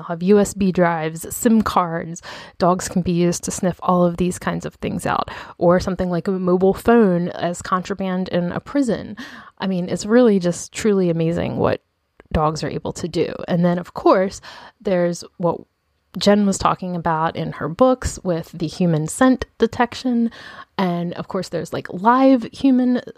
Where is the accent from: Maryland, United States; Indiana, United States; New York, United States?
Maryland, United States; Baltimore; born here in my hometown of Baltimore